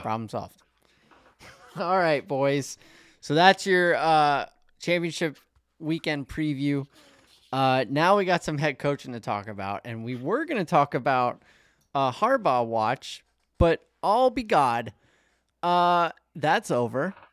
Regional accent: Atlanta, Georgia, United States; I grew up in Atlanta

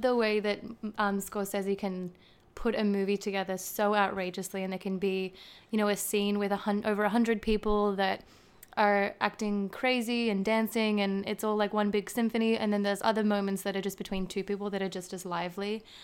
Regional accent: Gold Coast, Queensland, Australia; accent: Australian; moved away as an adult; also born or lived in Western Sydney, New South Wales / New Zealand; now in United States; was born in and spent the first eight years of my life in, um, Western Sydney, West Sydney. And then I moved to the Gold Coast, uh, um, in Queensland

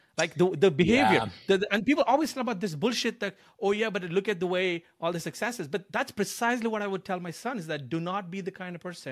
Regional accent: India; now in United States; I'm an immigrant from India, coming over to America

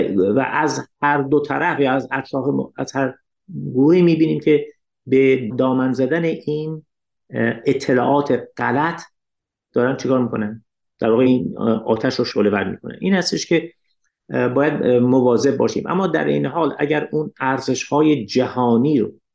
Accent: Iran; من به عنوان یک ایرانی اشعار فارسی رو میخونم

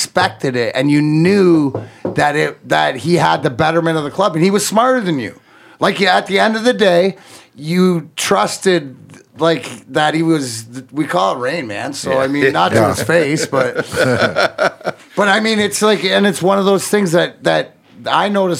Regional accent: Canada; growing up as a Canadian, playing junior hockey

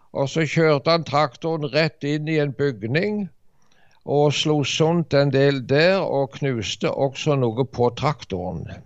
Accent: Varhaug, Rogaland, Norway; also born or lived in Dirdal; now in Ålgård, Norway; Ja, jeg er fra Varhaug. Jeg vokste opp på en bondekar der borte.

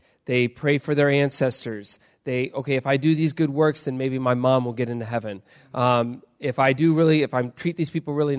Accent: Indonesia; I grew up in Indonesia. I was a missionary kid. I grew up in an island right above Australia.

